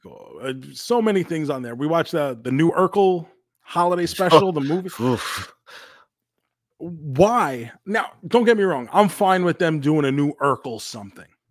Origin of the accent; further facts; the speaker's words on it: New York, United States; moved away as an adult; now in Tampa, United States; I spent what the first 29 years of my life in New York in Queens